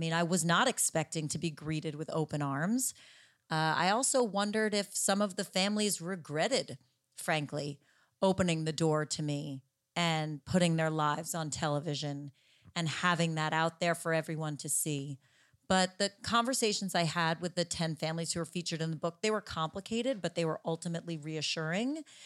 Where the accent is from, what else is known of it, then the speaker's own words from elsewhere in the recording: New Jersey, United States; my home state of New Jersey